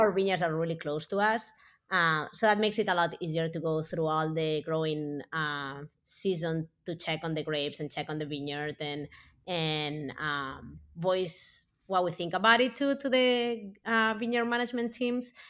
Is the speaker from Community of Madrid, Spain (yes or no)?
no; Barcelona, Catalonia, Spain; moved away as an adult; also born or lived in California, United States; now in United States; I grew up in Barcelona as big city